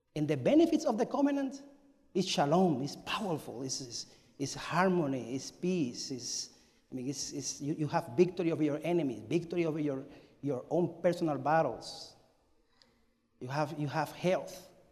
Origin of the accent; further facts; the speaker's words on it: Cuba; moved away; I am from Cuba, and I was born in 1974, May 25.